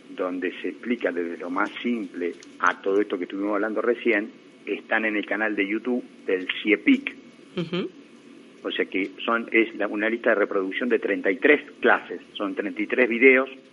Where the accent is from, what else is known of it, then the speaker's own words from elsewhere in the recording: Argentina; la Argentina donde yo nací